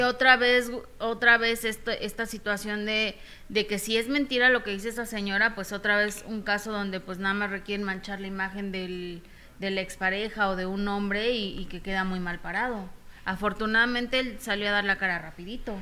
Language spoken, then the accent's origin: Spanish; Mexico; como mexicanos